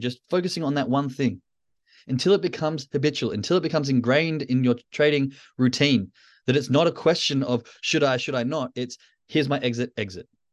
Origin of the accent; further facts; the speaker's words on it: Australia; moved away; as an Australian in, now in the Northern Hemisphere